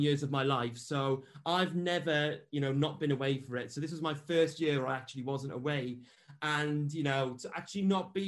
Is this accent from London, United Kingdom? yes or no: no; Wales, United Kingdom; I'm from Wales